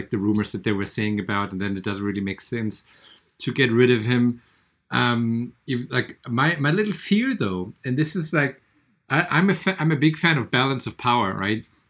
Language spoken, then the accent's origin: English; Bad Vilbel, Hesse, Germany; my hometown and the water